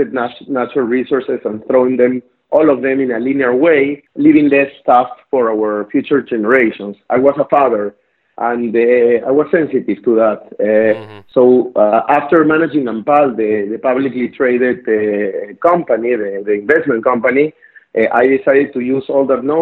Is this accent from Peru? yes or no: yes; Lima, Peru; accent: South American; English is a second language; moved away as an adult; now in Israel; I was born and raised in Lima, Peru.